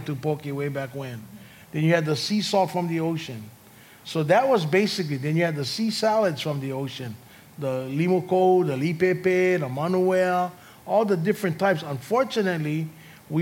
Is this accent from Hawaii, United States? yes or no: yes; North Shore, Oahu, Hawaii, United States; I grew up on the North Shore